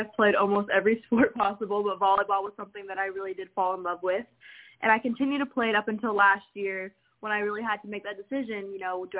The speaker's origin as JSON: {"language": "English", "town": "Jacksonville", "region": "Florida", "country": "United States", "tie": "born or raised there", "said": "I began singing in my hometown, Jacksonville, Florida"}